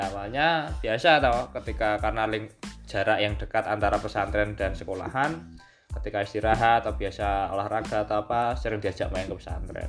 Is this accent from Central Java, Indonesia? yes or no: yes; Bandungan, Central Java, Indonesia; Saya asli saya dari Desa Cetak, ikut Kelurahan Duren Bandungan